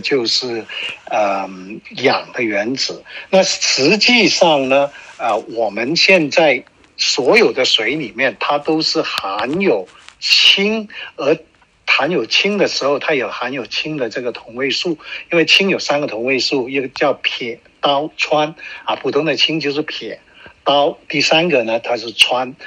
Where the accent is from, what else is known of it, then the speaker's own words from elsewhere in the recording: China; now in Canada; 我们中国人都有句话